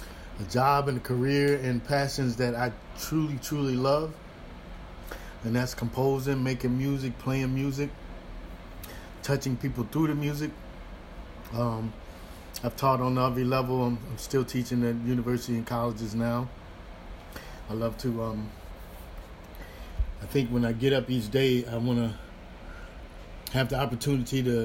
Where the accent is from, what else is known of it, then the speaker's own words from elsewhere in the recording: St. Louis, Missouri, United States; I played with several different professional bands in St. Louis. I was born in St. Louis